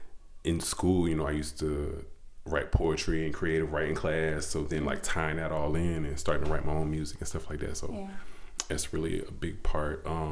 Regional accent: Petersburg, United States; You know, like you said, I'm from the Petersburg area. Born and raised.

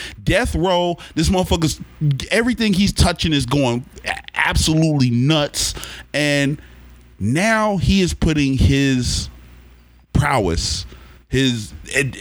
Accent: Oklahoma, United States; moved away as an adult; I'm from Oklahoma

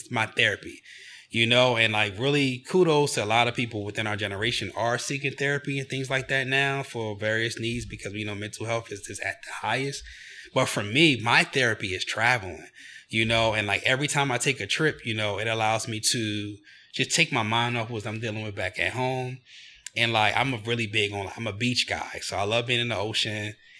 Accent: Chester, Pennsylvania, United States; So I was born and raised in Chester, Pennsylvania, which is located 10 minutes south of Philadelphia, which is an urban city.

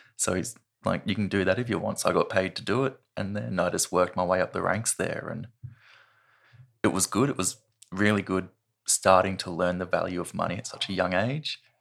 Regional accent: Sydney, New South Wales, Australia; moved away as an adult; now in Launceston, Australia; I was born in, I think it's the Royal Women's Hospital in Sydney. and I grew up just south of Sydney in a place called Carringbah

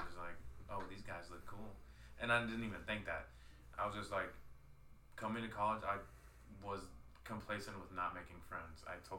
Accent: Houston, Texas, United States; I've been lucky enough to live in every part, every aspect of Houston. Like, I was born in Fifth Ward. Like, St. Luke's.

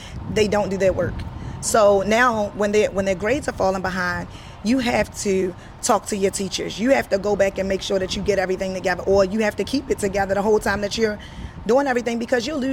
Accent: Baltimore, Maryland, United States; I went to Northern High School in East Baltimore. And I cheered there

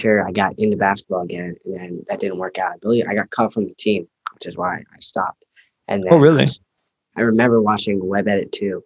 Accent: Pennsylvania, United States; I am living in the boring / exciting state of Pennsylvania.

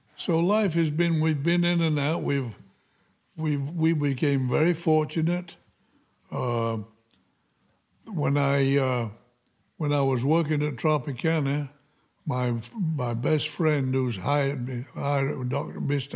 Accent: Upton, Yorkshire and the Humber, United Kingdom; moved away as an adult; also born or lived in Featherstone, Yorkshire, England; now in United States; I started in a little coal mining village called Featherstone in Yorkshire, England. And then when we were, when I was five years old, we moved to another little um, mining town called

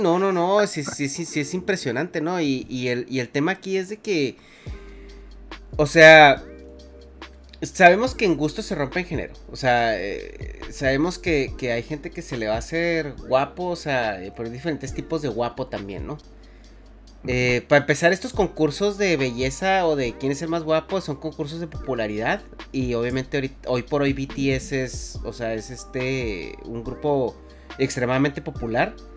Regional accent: Mexico; yo de México

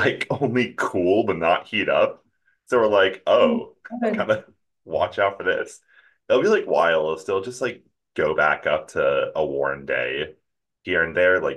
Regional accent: New Jersey, United States; also born or lived in Philadelphia, Pennsylvania; now in Miami, United States; growing up in New Jersey and like Philadelphia

